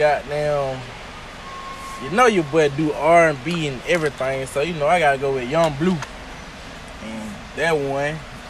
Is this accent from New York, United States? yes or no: no; Tuskegee, Alabama, United States; also born or lived in Greenville, Alabama; I'm from Greenville, Alabama. Raised in Tuskegee.